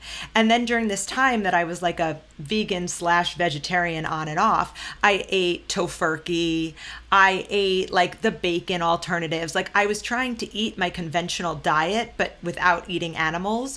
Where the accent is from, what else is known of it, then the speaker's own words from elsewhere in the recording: Long Island, New York, United States; moved away as an adult; also born or lived in San Diego / Austin; growing up on Long Island